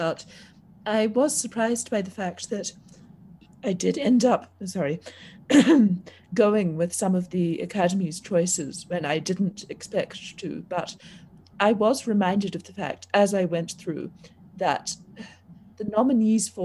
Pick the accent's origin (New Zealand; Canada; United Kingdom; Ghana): New Zealand; New Zealand, my home country